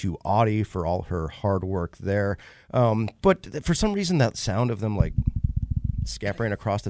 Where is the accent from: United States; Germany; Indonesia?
Indonesia; I grew up in Indonesia, about 80 miles south of the equator, so living in the tropics.